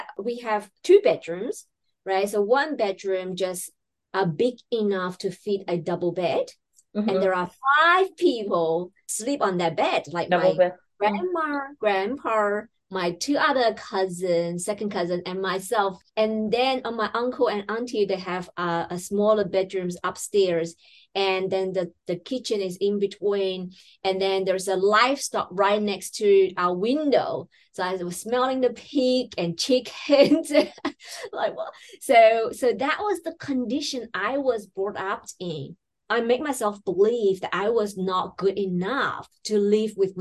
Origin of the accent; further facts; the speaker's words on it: China; moved away as an adult; now in Sydney, Australia; I was born and raised in China in a very small town